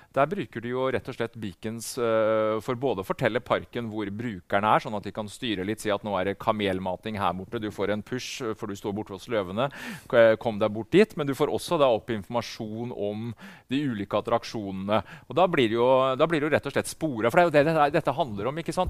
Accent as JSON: {"language": "Norwegian", "country": "Norway", "said": "Her hjemme i Norge"}